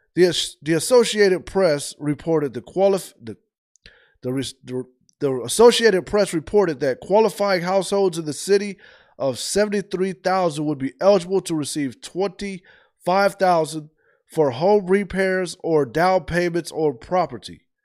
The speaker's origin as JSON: {"language": "English", "region": "Ohio", "country": "United States", "moved": "yes", "lives_now": "Georgia, United States", "said": "I'm from the north. I'm from Ohio"}